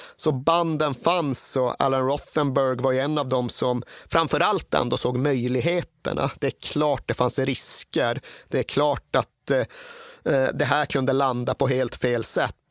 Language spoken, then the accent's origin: Swedish; Sweden